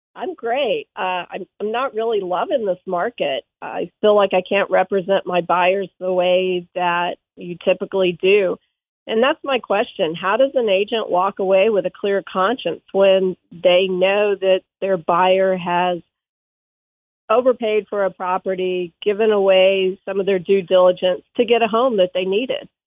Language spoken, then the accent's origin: English; Williamsburg, Virginia, United States; Williamsburg, Virginia